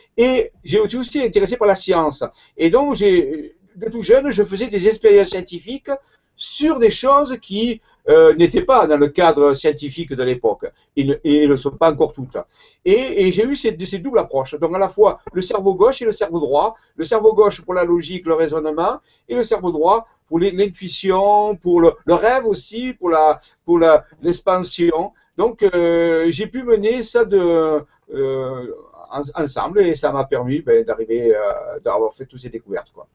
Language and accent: French; Marseille, Provence-Alpes-Côte d'Azur, France; accent: Marseille; Je suis marseillais à l'origine, ça s'entend par mon accent